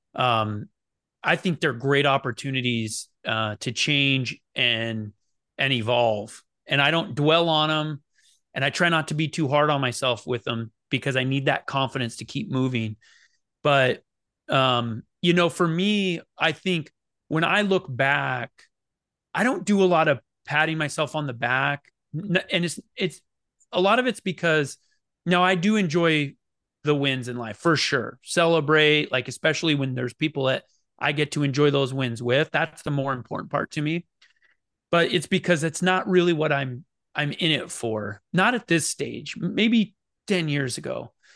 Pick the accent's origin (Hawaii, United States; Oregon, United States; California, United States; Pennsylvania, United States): Oregon, United States; moved away; also born or lived in Phoenix, Arizona; I grew up in Oregon, but I could walk. It's you know a quarter of a mile across the river to to Idaho